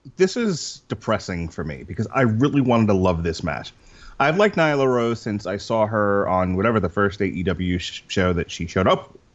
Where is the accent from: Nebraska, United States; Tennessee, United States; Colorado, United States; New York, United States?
New York, United States; Long Island; moved away; I'm originally from Long Island, New York.